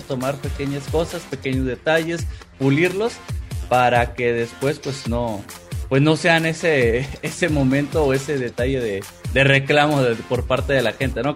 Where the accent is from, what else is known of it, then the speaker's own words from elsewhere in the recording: Coahuila, Mexico; now in Mexico City, Mexico; soy originario de Coahuila o sea viajé cambié mi residencia